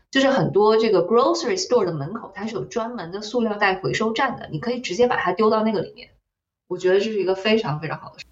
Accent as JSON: {"language": "Chinese", "country": "China", "also_born_or_lived": "California, United States", "moved": "as an adult", "lives_now": "United States", "said": "我作为一个中国人"}